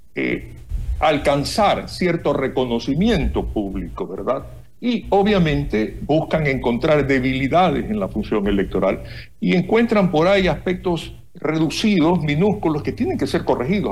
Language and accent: Spanish; Ecuador; nosotros como ecuatorianos